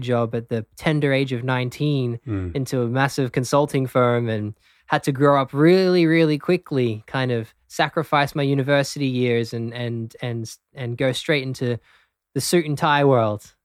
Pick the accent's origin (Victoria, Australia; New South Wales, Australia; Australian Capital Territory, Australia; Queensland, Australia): Queensland, Australia; Brisbane; also born or lived in London, United Kingdom; I'm actually born in the UK, so I was born um, just outside of London, hmm. but grew up in Australia in Brisbane.